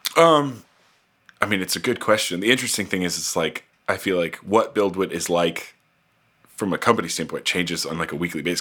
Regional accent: outside of Indianapolis, United States; moved away as an adult; also born or lived in Tennessee / Kenya; born and raised in Indianapolis, uh, or I guess outside of Indianapolis and kind of a farm town.

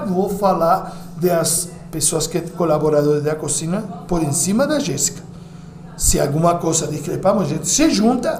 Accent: Uruguay; Portuguese is a second language; now in São Paulo, Brazil; Como uruguaio

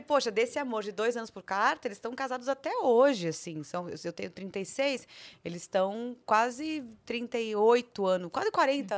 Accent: São Paulo, Brazil; accent: paulistano; also born or lived in Rio de Janeiro; eu sou paulistana, não tenho sotaque

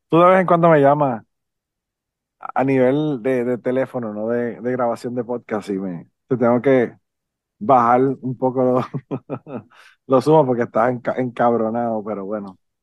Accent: Puerto Rico; also born or lived in Nashville; yo soy un biólogo de Puerto Rico

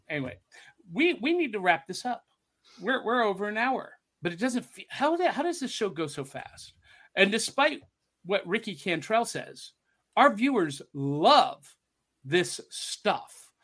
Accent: Detroit, Michigan, United States; Born, Born and raised in South Detroit.

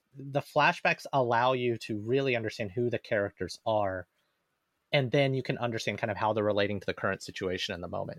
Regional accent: Alabama, United States; moved away; I grew up in Alabama

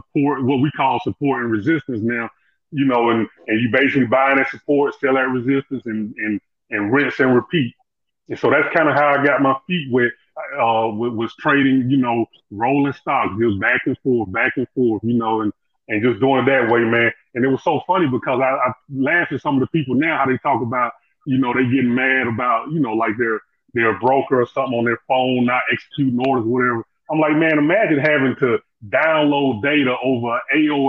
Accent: Atlanta, Georgia, United States; also born or lived in Florida; I'm right here from the Dirty South, what they call the Dirty South, man, the ATL. I was born and raised here, right here.

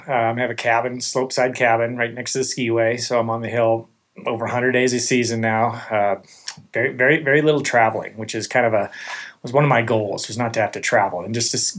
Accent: Montana, United States; now in Santa Cruz, United States; growing up in Montana, I didn't never experienced the ocean before.

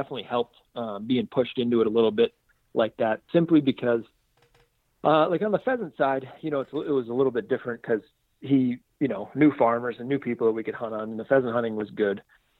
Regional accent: Sioux Falls, South Dakota, United States; So I was born originally in Aberdeen, South Dakota. And then I was super young, and we actually moved to Sioux Falls. So I grew up in Sioux Falls, South Dakota, the very southeast corner.

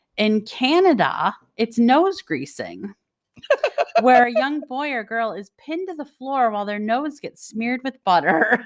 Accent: Detroit, Michigan, United States; I was born and raised in Detroit, Michigan

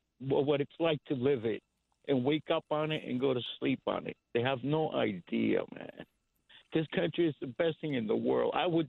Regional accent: Cuba; now in United States; I was born in Cuba, and I came in 69.

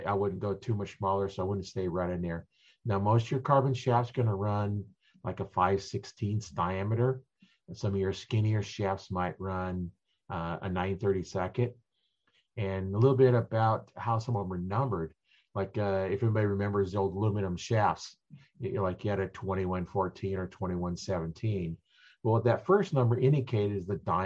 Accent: Nebraska, United States; I'm from Nebraska

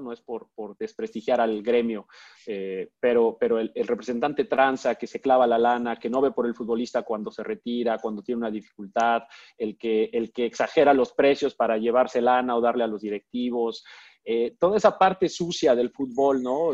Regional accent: Mexico; como soy mexicano

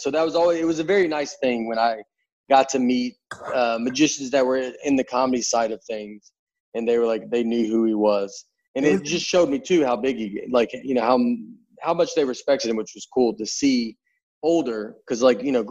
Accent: Old Hickory, Tennessee, United States; born or raised there; moved away

